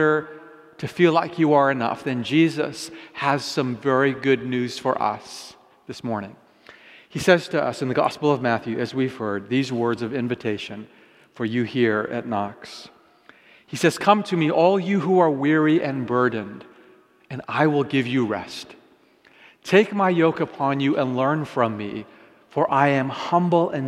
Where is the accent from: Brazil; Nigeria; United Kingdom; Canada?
Canada; Vancouver, British Columbia; also born or lived in Japan; I was raised primarily here in Canada, but I was actually born in Japan.